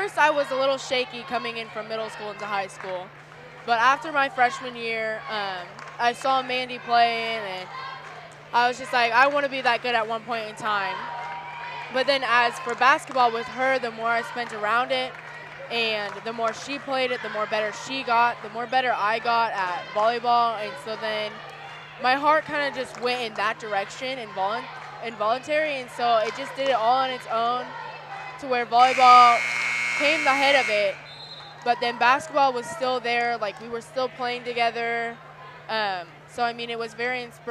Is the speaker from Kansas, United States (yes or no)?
yes; St. Francis, Kansas, United States; now in McPherson, United States; I'm used to small towns growing up in St. Francis and then moving here to McPherson